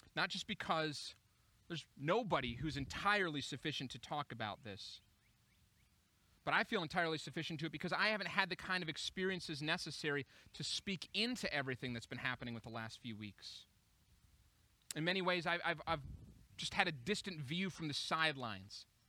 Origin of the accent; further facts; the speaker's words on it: Minneapolis, Minnesota, United States; Minneapolis. It's my hometown